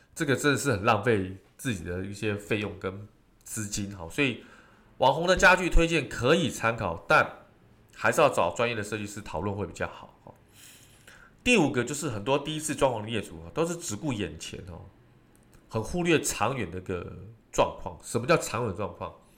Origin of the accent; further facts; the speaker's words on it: Taiwan; 尤其我们台湾人喜欢吃火锅